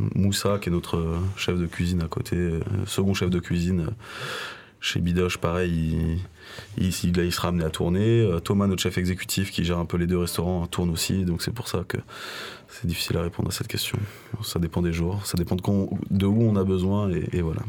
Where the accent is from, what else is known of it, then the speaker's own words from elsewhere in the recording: Lyon, Auvergne-Rhône-Alpes, France; Je suis né à Lyon